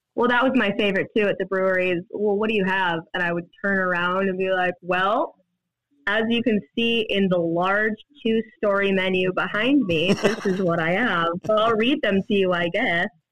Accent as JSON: {"language": "English", "town": "Des Moines", "region": "Iowa", "country": "United States", "tie": "born or raised there", "lives_now": "Cedar Falls, United States", "said": "originally from Des Moines. Uh, I I, I, grew up in Des Moines and moved to Cedar Falls, Iowa for college"}